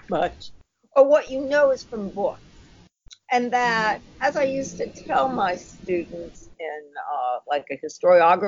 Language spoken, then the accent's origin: English; Boston, Massachusetts, United States; accent: Boston; my Boston accent